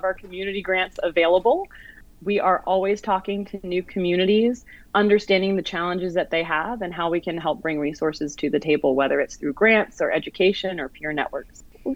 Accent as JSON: {"language": "English", "town": "Atlanta", "region": "Georgia", "country": "United States", "tie": "born or raised there", "said": "Atlanta, my hometown"}